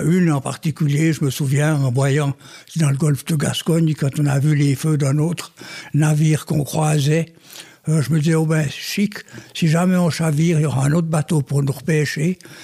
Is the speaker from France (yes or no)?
no; Switzerland; J'étais né au bord du lac de Neuchâtel, j'ai beaucoup navigué avec les pêcheurs